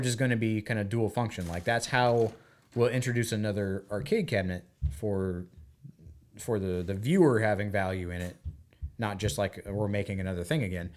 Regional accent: United States; as an American

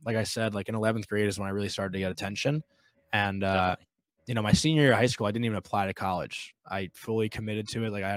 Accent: New York, United States

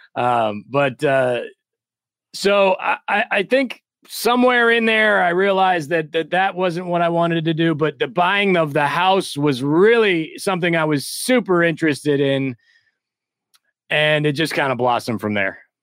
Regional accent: Midwest, United States; moved away as an adult; also born or lived in New York City; I'm originally from the Midwest

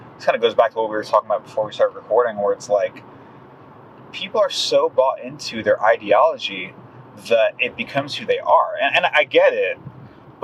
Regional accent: South Florida, United States; moved away as an adult; now in Houston, United States; I grew up in, like, you know, subtropical South Florida near Miami

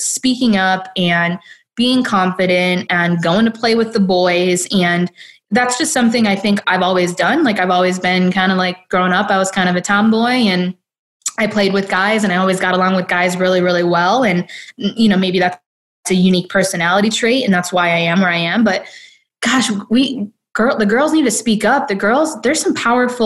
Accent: Detroit, Michigan, United States; I'm from Detroit.

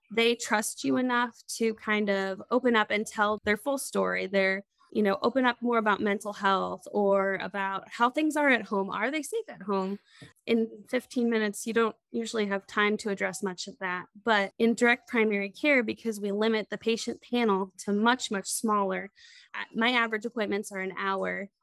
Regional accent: Crawfordsville, Indiana, United States; also born or lived in Lewisburg, West Virginia; now in Indianapolis, United States; I moved back home to Indiana, where I grew up. Crawfordsville, Indiana is a small town

